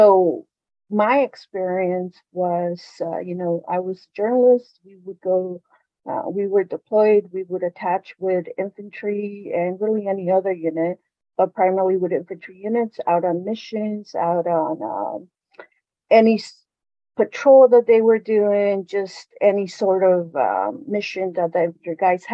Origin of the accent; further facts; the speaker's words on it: California, United States; moved away as an adult; I'm originally from California.